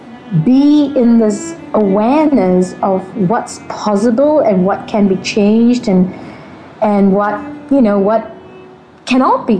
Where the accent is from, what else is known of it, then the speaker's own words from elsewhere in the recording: Malaysia; I grew up in Malaysia. I am in Malaysia right now